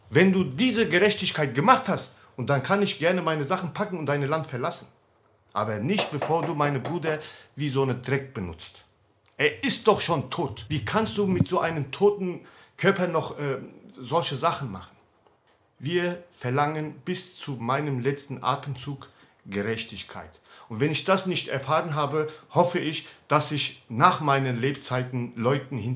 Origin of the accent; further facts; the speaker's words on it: Turkey; German is a second language; wenn ich als Türke jemanden töte, dann muss ich doch meine Straße, äh, Strafe absitzen.